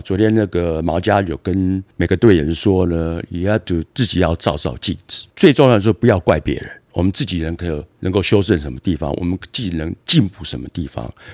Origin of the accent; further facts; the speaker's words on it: Berkeley, California, United States; also born or lived in Taiwan / Los Angeles; 我在美国长大，我嗯。九岁左右离开台湾去了美，移民到了美国，妈妈带我去那边，在伯克莱住的十四年。北加州。在加州，对，北加州哈，伯克莱那边住了十四年